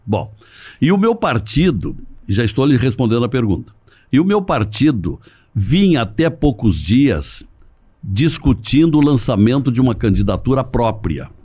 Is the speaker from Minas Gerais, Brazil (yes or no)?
no; Montenegro, Rio Grande do Sul, Brazil; also born or lived in General Câmara; Eu nasci num distrito General Câmara, uhum. porque a minha família era daquela região. Mas eu, eu me criei em Montenegro